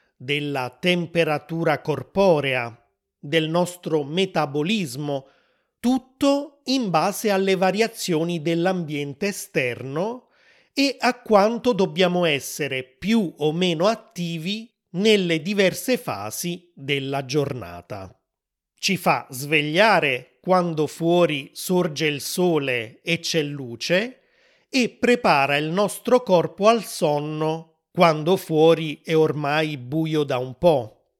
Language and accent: Italian; Naples, Campania, Italy; sono italiano, sono nato a Napoli, nel sud dell'Italia